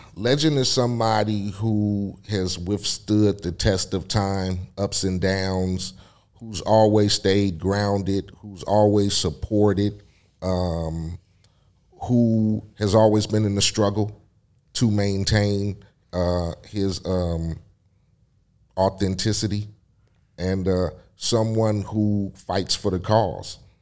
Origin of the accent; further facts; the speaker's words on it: Compton, California, United States; my hometown of Compton